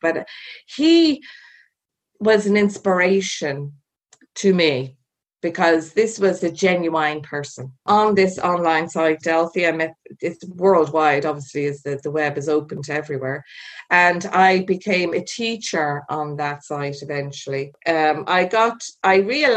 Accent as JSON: {"language": "English", "country": "Ireland", "said": "Being Irish"}